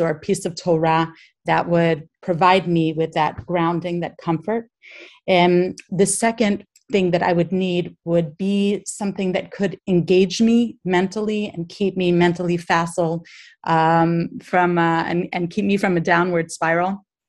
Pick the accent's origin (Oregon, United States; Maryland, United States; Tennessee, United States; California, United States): Maryland, United States; Baltimore; I'm from Baltimore in America